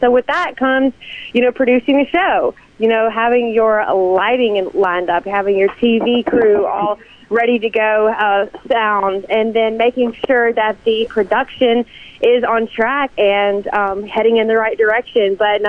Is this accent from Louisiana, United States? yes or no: no; Vicksburg, Mississippi, United States; Honestly, it means everything. I feel that, from the time I was 3 years old, I haven't missed Mississippi pageants